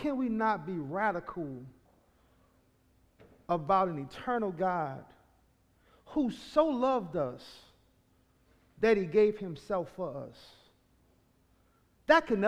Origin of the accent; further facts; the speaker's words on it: New Orleans, Louisiana, United States; I am from New Orleans, Louisiana. I'm from an area called Carrollton